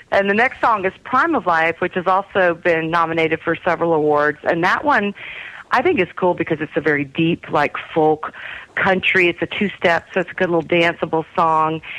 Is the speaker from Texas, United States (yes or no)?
yes; Texas, United States; I'm from Texas.